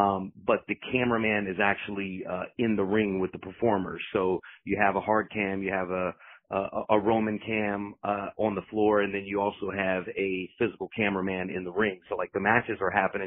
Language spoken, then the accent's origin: English; Fayetteville, North Carolina, United States; I come from North Carolina, the Fayetteville area